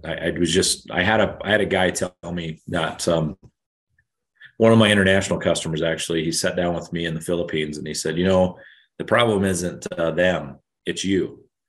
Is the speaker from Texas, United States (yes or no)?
no; Emmett, Idaho, United States; moved away as an adult; I grew up in Emmett, Idaho, just north of Boise